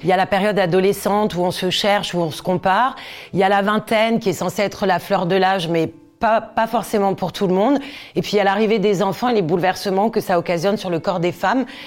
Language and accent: French; Corsica, France; J'ai grandi en Corse, dans une région où on était souvent en maillot